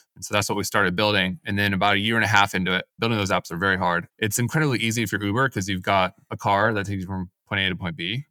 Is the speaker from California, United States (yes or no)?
yes; Silicon Valley, California, United States; also born or lived in San Diego; I grew up in the Silicon Valley, decided to move away for school